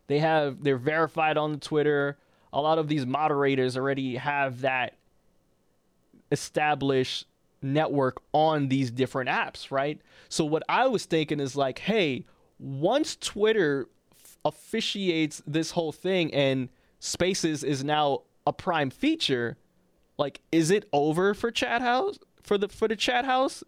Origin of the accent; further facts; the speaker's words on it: New York City, New York, United States; I'm from Harlem